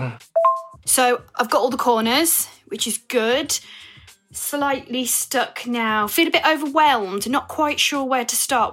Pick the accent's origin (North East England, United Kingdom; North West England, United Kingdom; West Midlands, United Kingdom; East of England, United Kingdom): West Midlands, United Kingdom; Evesham; I'm from a little town called Evesham in Worcestershire